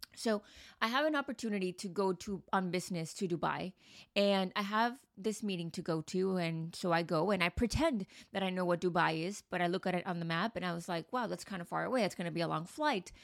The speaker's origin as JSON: {"language": "English", "country": "United States", "tie": "born or raised there", "also_born_or_lived": "Mexico", "lives_now": "Manhattan, United States", "said": "I've been to the U S, obviously grew up there"}